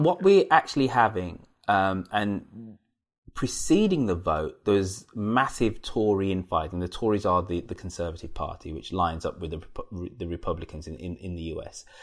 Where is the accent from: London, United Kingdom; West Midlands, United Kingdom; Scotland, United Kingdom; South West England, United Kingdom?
West Midlands, United Kingdom; Birmingham; my hometown of Birmingham